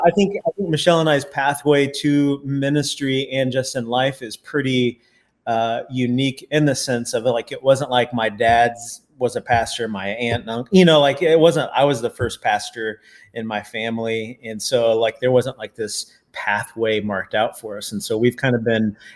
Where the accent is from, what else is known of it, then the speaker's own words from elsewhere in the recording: Indianapolis, Indiana, United States; I grew up in Indianapolis, Indiana